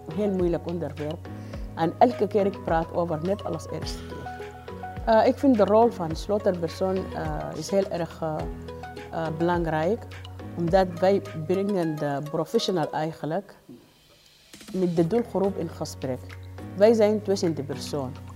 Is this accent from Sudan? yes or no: yes; Sudan; Dutch is a second language; moved away as an adult; now in Netherlands; Eh, ik kom uit Sudan